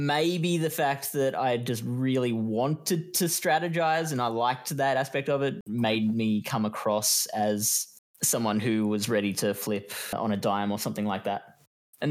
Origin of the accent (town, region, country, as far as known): Australia; accent: Australian